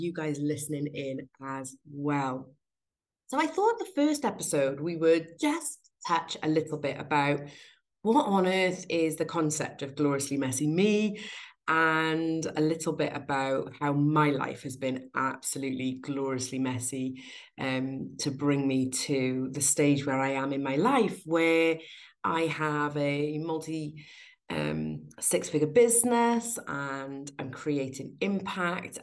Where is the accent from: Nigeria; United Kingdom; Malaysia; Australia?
United Kingdom; South Wales; in 1979, when I was born in South Wales.